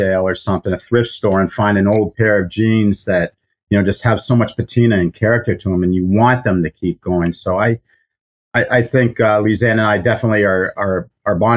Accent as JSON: {"language": "English", "town": "Boston", "region": "Massachusetts", "country": "United States", "tie": "born or raised there", "said": "I grew up in Boston"}